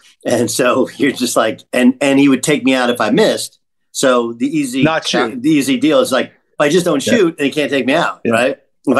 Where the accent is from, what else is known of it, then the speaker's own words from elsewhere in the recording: Orange County, Southern California, United States; I grew up in Orange County in Southern California